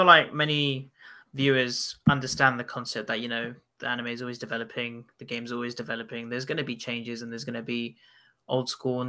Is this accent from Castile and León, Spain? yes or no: yes; Arenas de San Pedro, Castile and León, Spain; English is a second language; where I grew up in Spain was in a small village in the province of Avila called... Gosh, here comes the Spanish tongue, Arenas de San Pedro.